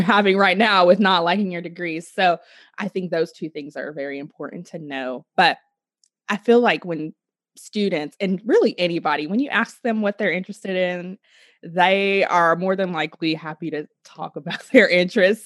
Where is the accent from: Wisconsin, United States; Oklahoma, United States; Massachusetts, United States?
Oklahoma, United States; I am from Oklahoma